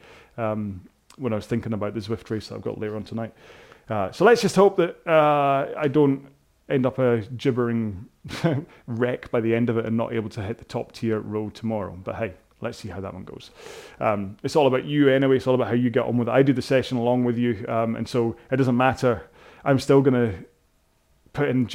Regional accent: Scotland, United Kingdom; I suddenly went very Scottish then.

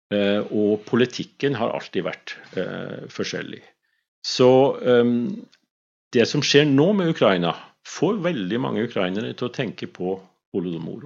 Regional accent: Svolvær, Nordland, Norway; moved away; also born or lived in Vesterålen / Skrova; født i Vesterålen, mhm. men oppvokst på Skrova og i Svolvær mesteparten av min barne- og ungdomstid

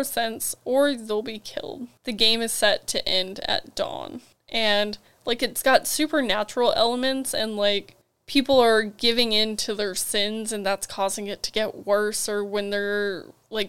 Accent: Oklahoma, United States; we're from Oklahoma

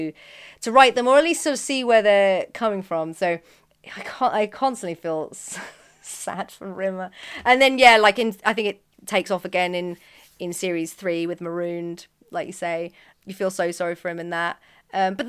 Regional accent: Birmingham, West Midlands, United Kingdom; I grew up in Birmingham

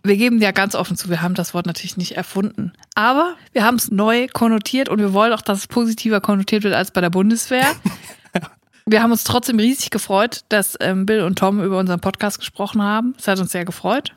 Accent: Netphen, North Rhine-Westphalia, Germany; born or raised there; also born or lived in Kreuztal / Siegen

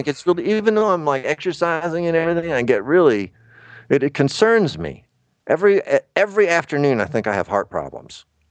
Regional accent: Tallahassee, Florida, United States; moved away; also born or lived in Atlanta; I'm from Tallahassee

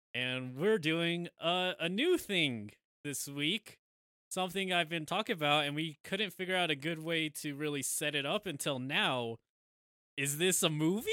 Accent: United States; we're American

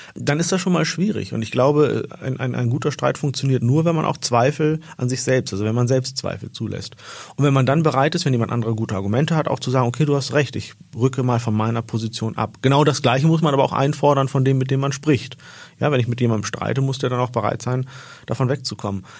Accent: Hollern-Twielenfleth, Lower Saxony, Germany; moved away; also born or lived in Oldenburg / Islamabad / Istanbul / Vienna; Ich bin in Deutschland geboren und in einem Dorf, das Holland-Wielenfleet heißt, in Norddeutschland groß geworden

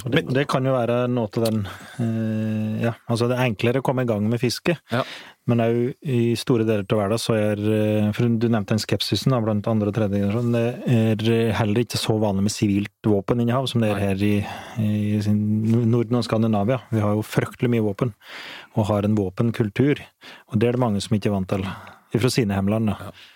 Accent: Flisa, Innlandet, Norway; jeg vokste opp på Flisa

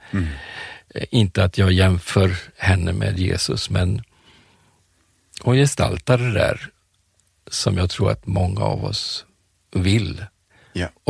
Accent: Colombo, Western Province, Sri Lanka; born there; Jag är född i Colombo på Sri Lanka. Ceylon hette det då på

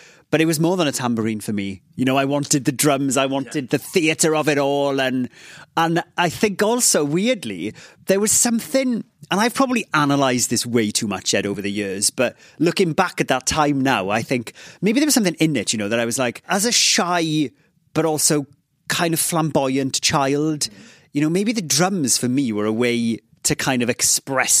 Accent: Ammanford, Wales, United Kingdom; first language Welsh; English is a second language; I grew up in Ammanford, this place in southwest Wales

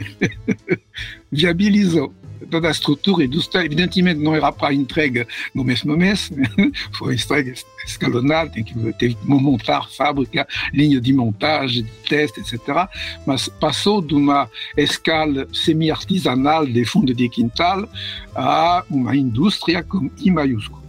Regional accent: Paris, Île-de-France, France; Portuguese is a second language; moved away as an adult; also born or lived in Rio de Janeiro, Brazil; eu nasci em Paris, França, em 1945.

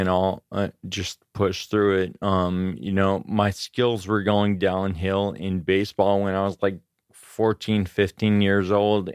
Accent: Grass Valley, California, United States; also born or lived in Auburn, California / Sacramento, California / Davis, California; I was born in Auburn, California, and I grew up in the foothills in California, Grass Valley.

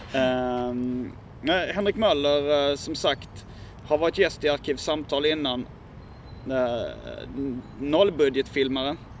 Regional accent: Hjärup, Skåne, Sweden; jag är ju uppvuxen i Hjärup som ligger i, låg då i Staffanstorps mm. kommun

